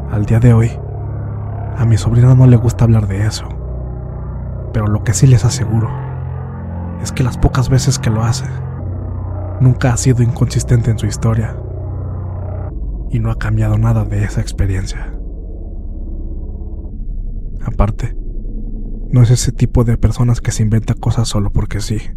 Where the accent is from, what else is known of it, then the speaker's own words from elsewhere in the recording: Nogales, Sonora, Mexico; fui voluntario en una pequeña unidad de rescate y ambulancias, en la ciudad de Nogales, Sonora, de donde soy originario.